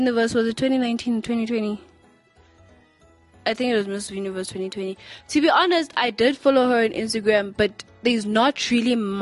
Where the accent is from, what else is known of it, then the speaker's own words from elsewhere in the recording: South Africa; I grew up in South Africa